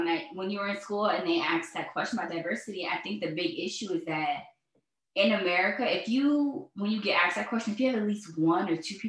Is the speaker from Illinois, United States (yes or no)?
no; Florida, United States; I'm from Florida.